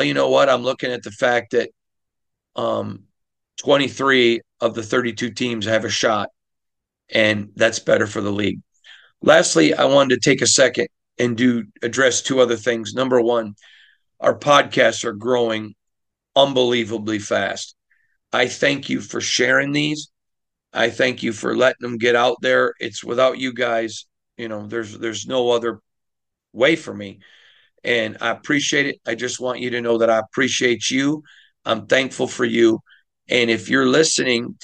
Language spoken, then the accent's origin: English; Michigan, United States; now in Las Vegas, United States; growing up in Michigan